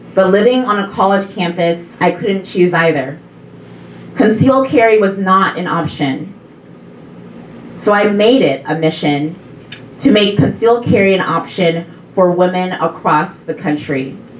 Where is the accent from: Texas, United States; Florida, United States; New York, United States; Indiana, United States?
Texas, United States; my home state of Texas